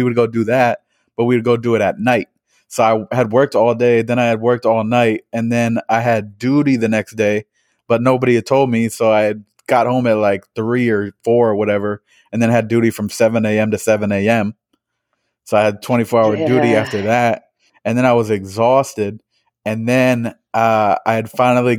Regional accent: Springfield, Massachusetts, United States; we're both from Springfield

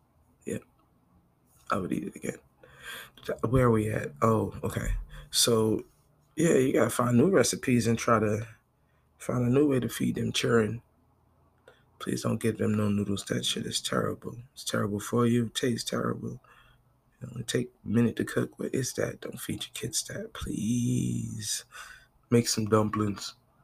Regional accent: Brooklyn, New York, United States; born there; I'm from Brooklyn. born, not raised.

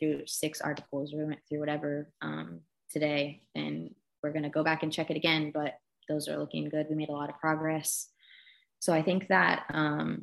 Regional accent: Kansas City, Missouri, United States; now in Louisville, United States; I grew up in Kansas City, Missouri

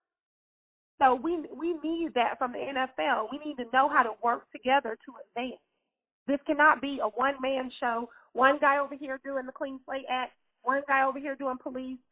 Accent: Ruston, Louisiana, United States; I'm from Ruston, Louisiana

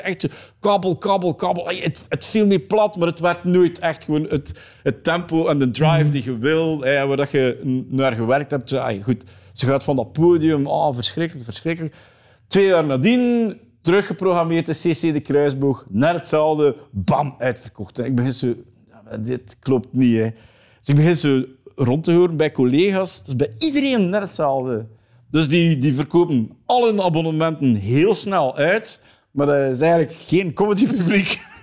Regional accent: East Flanders, Belgium; accent: East Flemish; ik ben een Oost-Vlaming, dus West-Vlaanderen en Oost-Vlaanderen is eigenlijk mijn grootste speelvijver

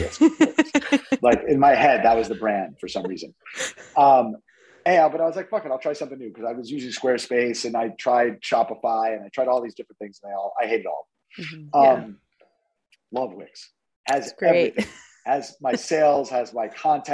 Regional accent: New York, United States; also born or lived in Denver; now in Florida, United States; I'm originally from New York

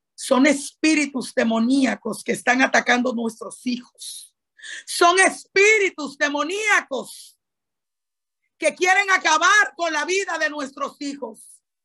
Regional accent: Dominican Republic; tú y yo no solamente somos dominicanas

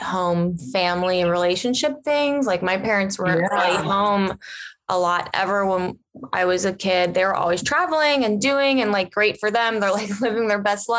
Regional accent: Cincinnati, Ohio, United States; We grew up together in Cincinnati, Ohio.

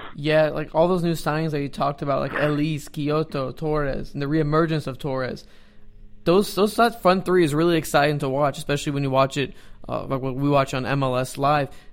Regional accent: Dallas, Texas, United States; I was born and raised in Dallas

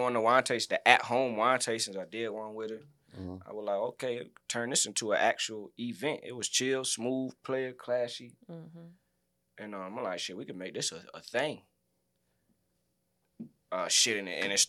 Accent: Greenville, North Carolina, United States; I'm from here in Greenville, North Carolina

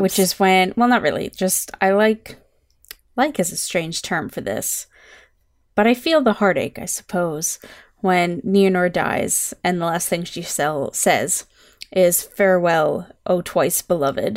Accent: Canada; I'm Canadian, not American.

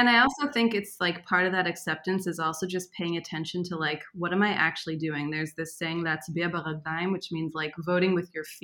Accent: East Coast, United States; because he's from Israel. I'm from the East Coast.

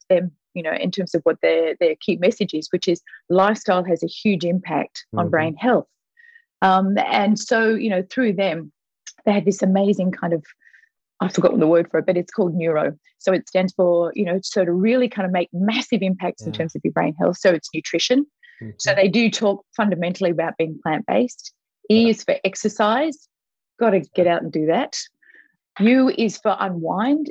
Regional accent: Australia; moved away as an adult; also born or lived in Vancouver; we, as an Australian, we moved to Vancouver for Jakey, our son

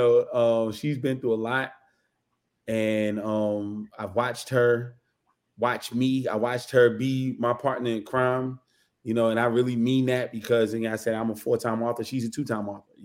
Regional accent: Newark, New Jersey, United States; I'm born and raised in Newark, New Jersey

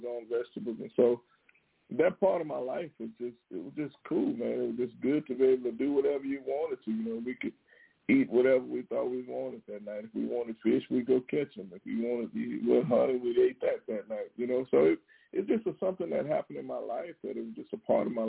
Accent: Texas, United States; I'm from Texas

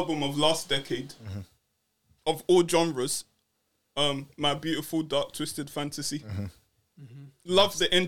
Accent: United Kingdom; I'm just a British person

